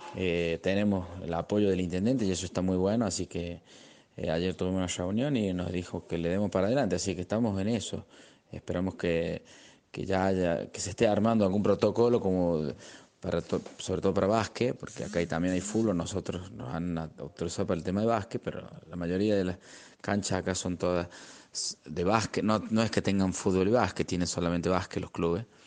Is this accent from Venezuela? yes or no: no; Cruz del Eje, Córdoba, Argentina; para mí como presidente de la asociación, dentro de mi pueblo, de mi ciudad